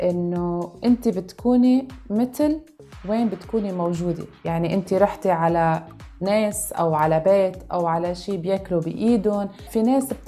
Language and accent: Arabic; Lebanon; now in United Arab Emirates; انا صار عندي هيدي الكالتشر شوك اذا فينا نسميها لما نقلت من لبنان على الامارات